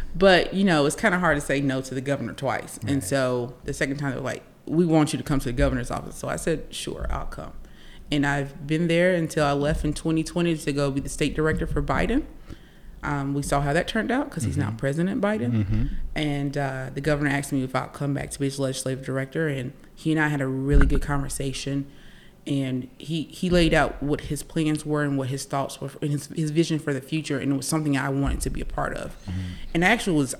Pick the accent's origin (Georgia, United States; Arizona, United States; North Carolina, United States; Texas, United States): North Carolina, United States; Laurinburg; I'm from Scotland County. I'm from Laurinburg, and I love my people